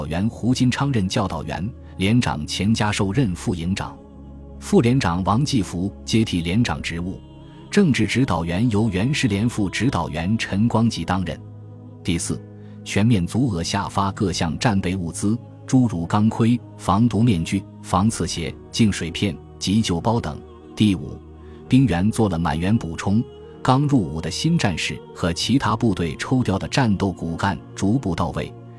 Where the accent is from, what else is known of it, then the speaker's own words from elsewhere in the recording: Maguan, Yunnan, China; 于十二月十八日顺利到达我的家乡文山川马关县八寨镇。